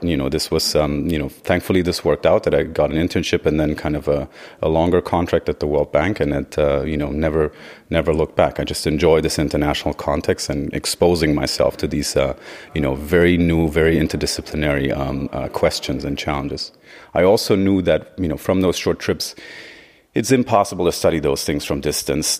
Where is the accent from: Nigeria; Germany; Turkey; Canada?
Germany; Göttingen, Lower Saxony; moved away as an adult; From Germany originally, uh, from the area of Göttingen